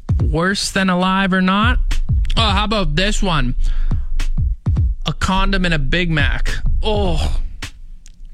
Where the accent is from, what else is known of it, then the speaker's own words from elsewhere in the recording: Canada; We're Canadian